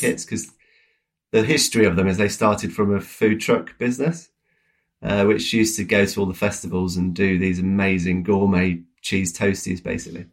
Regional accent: United Kingdom; as British people

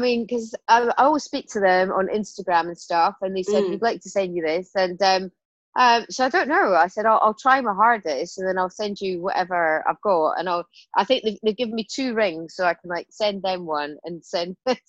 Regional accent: Scotland, United Kingdom; But, you know, I'm Scottish, man. I was like, I will fight this.

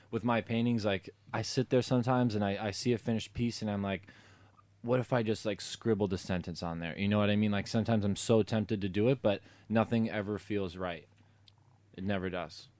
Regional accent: Chicago, Illinois, United States; was born and raised in Chicago

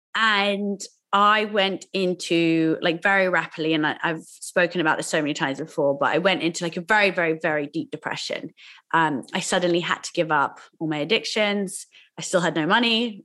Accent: Oxford, South East England, United Kingdom; I grew up in school in Oxford

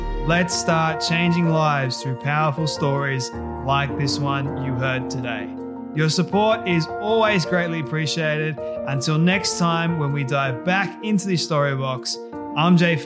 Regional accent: Australia; I'm Australian

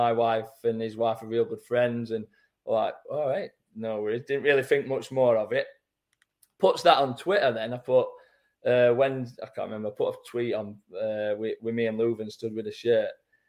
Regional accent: Doncaster, Yorkshire and the Humber, United Kingdom; Like, I'm from Donny, me.

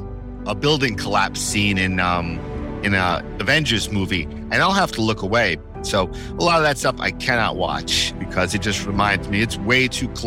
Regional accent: New York City, New York, United States; I'm a New Yorker

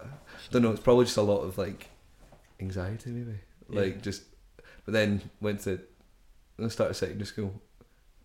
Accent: Paisley, Scotland, United Kingdom; I was born in Paisley. So was my dad

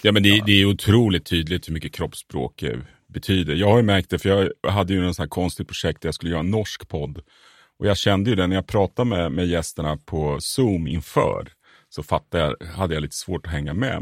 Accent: Örebro, Örebro County, Sweden; also born or lived in Södertälje; själv är jag faktiskt född i Södertälje men räknar mig som örebroare. Har bott i området Ronna.

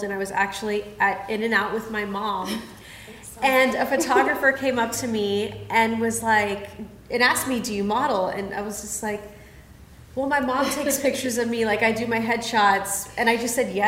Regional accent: California, United States; I was picked from California

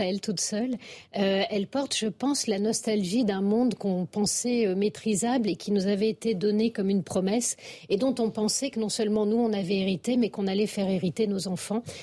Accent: France; en tant que Français

